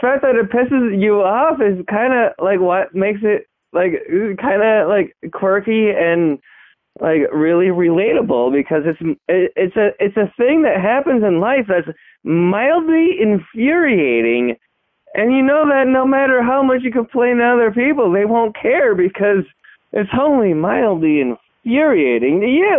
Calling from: Spearfish, South Dakota, United States; Anyway, this is … again. I'm still from Spearfish.

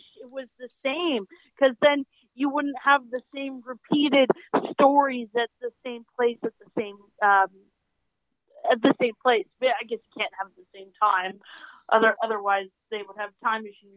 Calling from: Canada; I'm calling from Canada

